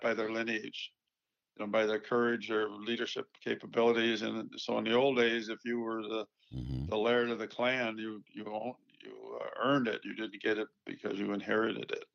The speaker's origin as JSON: {"language": "English", "town": "Buffalo", "region": "New York", "country": "United States", "tie": "born or raised there", "said": "was born in Buffalo, so I'm not very far from Toronto"}